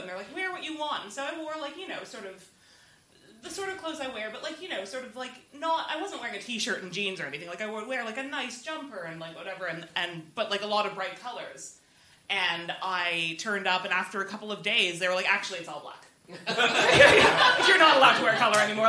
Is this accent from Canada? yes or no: yes; Canada; moved away; I'm Canadian